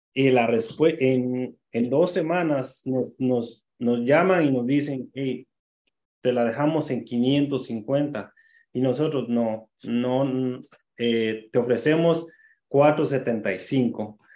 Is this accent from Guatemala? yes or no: yes; Guatemala; moved away as an adult; now in New Rochelle, United States; yo soy de Guatemala, llegué a, acá cuando tenía 19 años